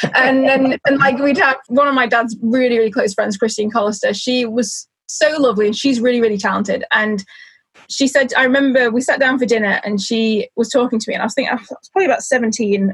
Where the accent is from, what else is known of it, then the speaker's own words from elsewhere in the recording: Isle of Man; moved away as an adult; now in York, United Kingdom; I actually come from the Isle of Man, uh, which is this tiny little place in the middle of the Irish Sea